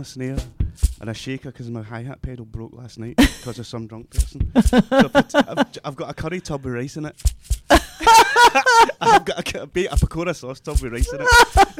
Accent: Glasgow, Scotland, United Kingdom; I was born in Glasgow.

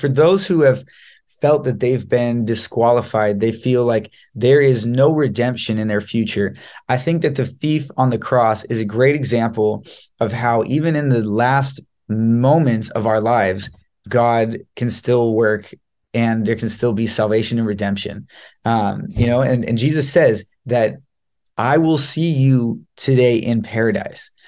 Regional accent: Los Angeles, California, United States; I am from Los Angeles, California

